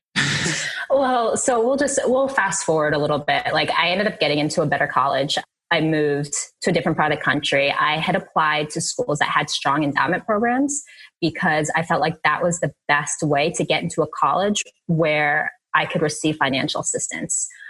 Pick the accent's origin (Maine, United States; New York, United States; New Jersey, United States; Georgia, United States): New Jersey, United States; Jersey City; I was born in Jersey City, so this is when we were we were living up there.